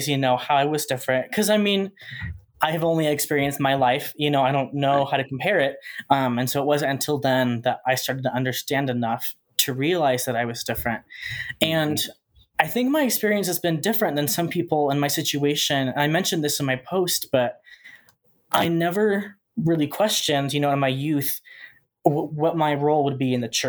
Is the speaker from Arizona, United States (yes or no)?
yes; Chandler, Arizona, United States; I'm also from Arizona. I grew up in Chandler